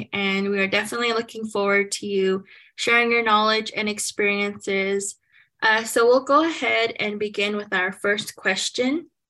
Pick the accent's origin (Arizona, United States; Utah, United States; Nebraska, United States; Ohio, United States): Arizona, United States; Tuba City; I'm also from Tuba City, Arizona, where I also live and work at Diné College.